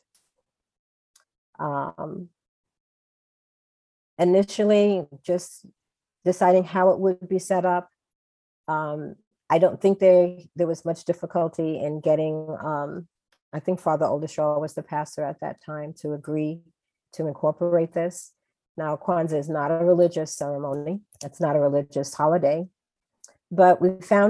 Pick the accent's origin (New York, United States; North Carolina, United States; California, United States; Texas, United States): New York, United States; New York City; moved away as an adult; also born or lived in Bronx, New York / New Jersey; now in Evanston, United States; I grew up in Harlem, New York, where the church that I grew up in was Black and Puerto Rican for the most part.